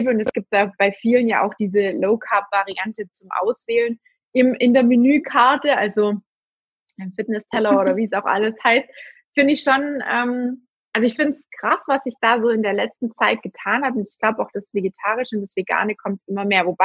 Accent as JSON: {"language": "German", "region": "Baden-Württemberg", "country": "Germany", "said": "Ich komme ja auch aus dem Schwabenländle."}